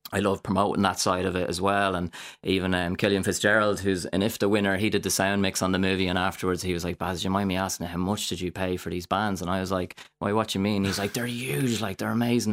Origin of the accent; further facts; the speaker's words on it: Drogheda, Leinster, Ireland; I started in, um, theatre, uh, a little bit when I was younger in Drogheda